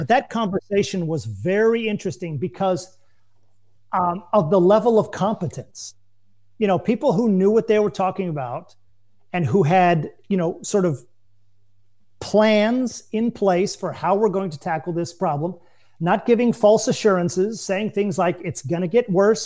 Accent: United States; moved away as an adult; now in France; as an American

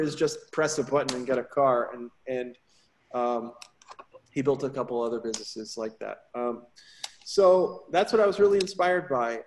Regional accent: Woodbridge, Connecticut, United States; now in Houston, United States; I grew up in Woodbridge, Connecticut, outside of New Haven

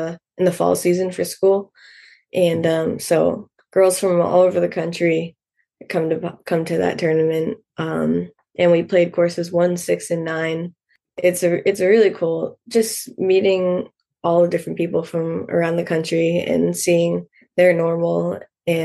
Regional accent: Hampstead, New Hampshire, United States; I grew up in Hempstead, New Hampshire

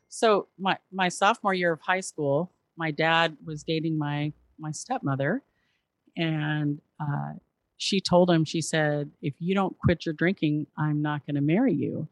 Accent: Southern California, United States; also born or lived in Memphis, Tennessee; now in Seattle, United States; raised in Southern California

